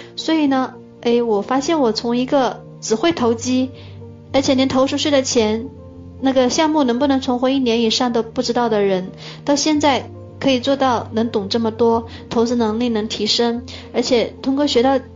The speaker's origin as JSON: {"language": "Chinese", "region": "Hunan", "country": "China", "moved": "yes", "lives_now": "Dongguan, China", "said": "我是来自湖南，我现在住在东莞"}